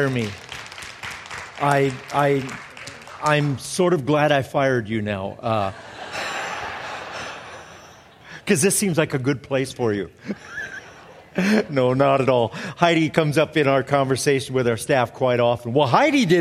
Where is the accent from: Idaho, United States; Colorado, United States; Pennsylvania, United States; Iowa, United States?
Iowa, United States; moved away; also born or lived in Maryland; I grew up in Iowa and, you know, farming community